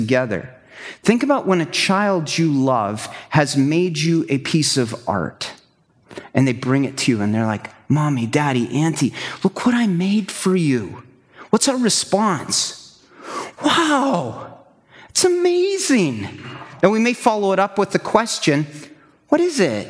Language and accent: English; Kansas, United States; moved away as an adult; also born or lived in Wisconsin / southern Alberta; I'm a Kansas boy, flatlands